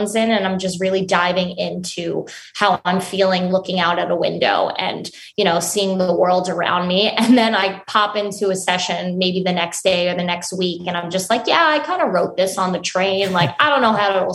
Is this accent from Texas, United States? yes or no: no; Long Island, New York, United States; I grew up on Long Island in New York